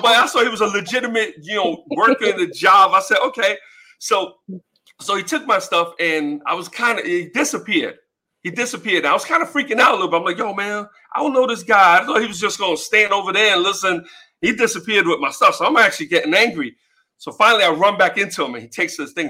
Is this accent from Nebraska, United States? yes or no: no; New York City, New York, United States; born and raised in the Bronx